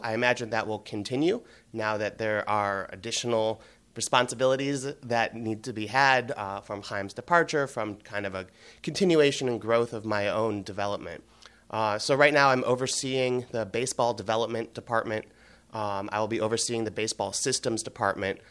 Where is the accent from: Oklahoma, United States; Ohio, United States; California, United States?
Ohio, United States; Cleveland; moved away as an adult; also born or lived in Boston; I grew up in Cleveland in the mid-nineties with the Indians